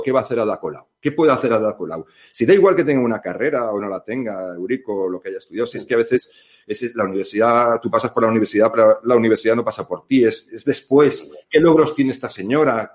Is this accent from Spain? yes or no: yes; Spain; no somos propiamente los españoles